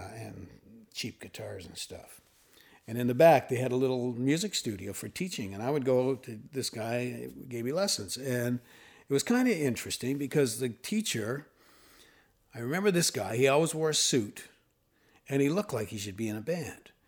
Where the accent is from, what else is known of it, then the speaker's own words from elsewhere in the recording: Thunder Bay, Ontario, Canada; moved away; also born or lived in Toronto; I was born in Fort William